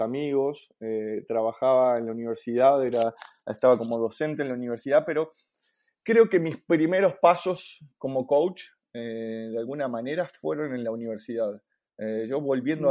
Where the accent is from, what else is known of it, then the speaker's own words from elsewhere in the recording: Buenos Aires, Argentina; moved away as an adult; also born or lived in La Plata, Argentina; now in Santiago, Chile; soy argentino de Buenos Aires